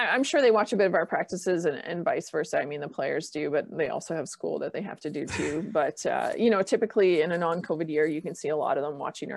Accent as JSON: {"language": "English", "country": "Canada", "moved": "yes", "said": "I'm from Canada"}